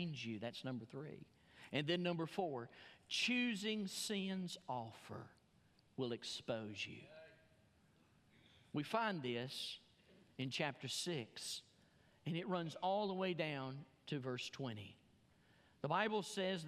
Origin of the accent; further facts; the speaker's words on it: Alabama, United States; moved away; I'm from Alabama